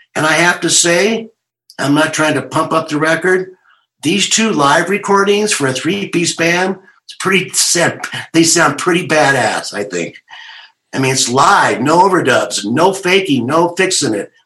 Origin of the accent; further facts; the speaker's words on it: California, United States; I'm from California